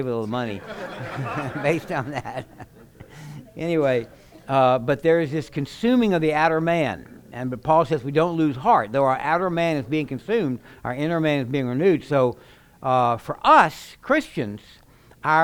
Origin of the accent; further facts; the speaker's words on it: Baton Rouge, Louisiana, United States; now in Oklahoma, United States; I was raised in Baton Rouge